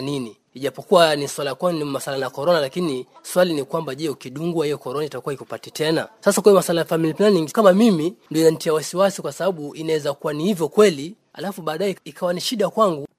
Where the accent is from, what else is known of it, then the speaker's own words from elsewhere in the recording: Kenya; mimi kama Mkenya